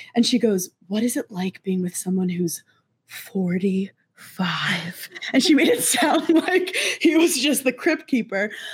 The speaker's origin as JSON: {"language": "English", "town": "Brooklyn", "region": "New York", "country": "United States", "said": "I'm from Brooklyn"}